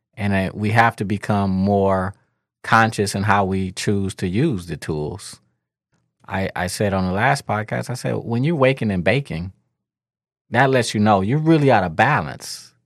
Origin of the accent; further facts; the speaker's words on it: Detroit, Michigan, United States; I'm kid from Eight Mile